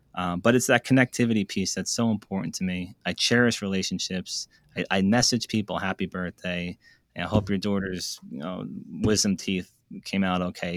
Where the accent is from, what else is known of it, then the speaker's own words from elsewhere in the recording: United States; also born or lived in New York; I grew up in New Jersey, New York